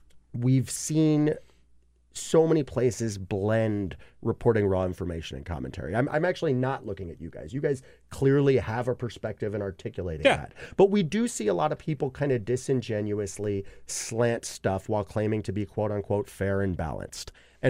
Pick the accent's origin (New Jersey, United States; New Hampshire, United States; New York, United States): New York, United States; New York City; I am from Brooklyn.